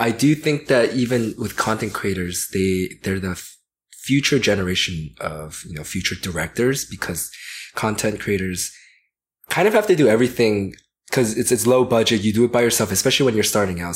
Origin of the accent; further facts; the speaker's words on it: Georgia, United States; I grew up in Georgia